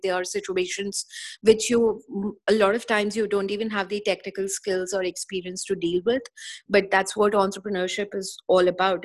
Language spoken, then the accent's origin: English; India; moved away as an adult; also born or lived in Singapore; I was born, brought up in India, uh, and spent good part of my first 30 years of my life in India.